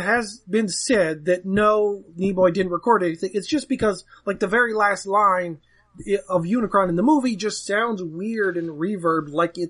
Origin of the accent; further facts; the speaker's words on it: New Jersey, United States; But I grew up in Jersey.